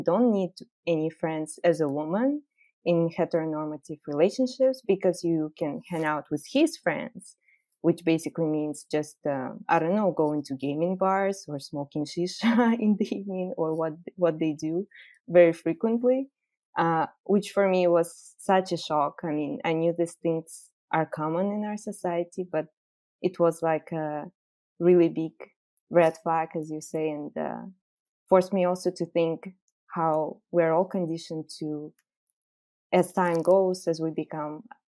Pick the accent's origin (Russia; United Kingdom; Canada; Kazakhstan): Kazakhstan; Growing up in Kazakhstan